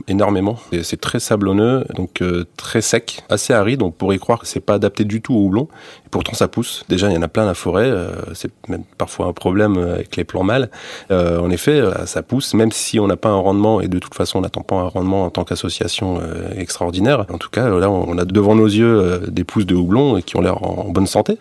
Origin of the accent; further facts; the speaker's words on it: the Nord, Hauts-de-France, France; moved away; je suis né dans le Nord, donc euh, la tradition euh, de houblon assez développée